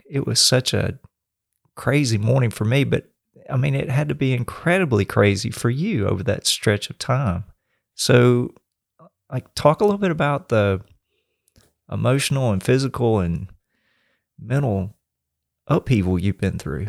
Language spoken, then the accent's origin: English; the South, United States; I grew up in the South